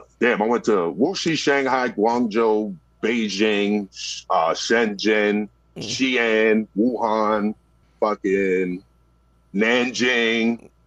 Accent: New York City, New York, United States; Yeah, I'm from Brooklyn.

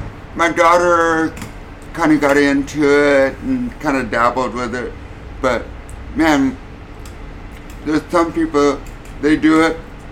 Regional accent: Newport Beach, California, United States; moved away; also born or lived in Maui; I grew up in Newport and started surfing at 11.

